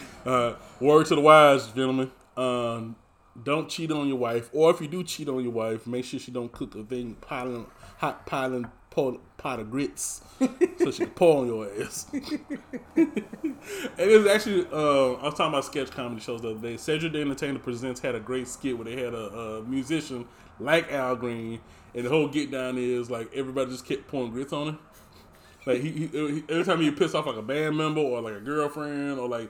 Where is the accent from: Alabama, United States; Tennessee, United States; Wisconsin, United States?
Alabama, United States; Montgomery; growing up in Montgomery